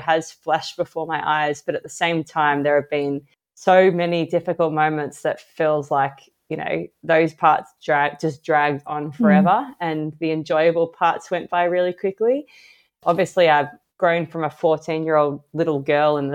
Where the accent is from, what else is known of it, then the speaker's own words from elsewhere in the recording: Australia; I'm an Australian Paralympic swimmer